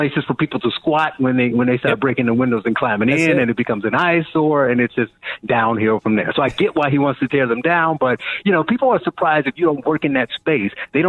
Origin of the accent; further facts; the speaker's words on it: Gary, Indiana, United States; So I ain't that old, but when I grew up in Gary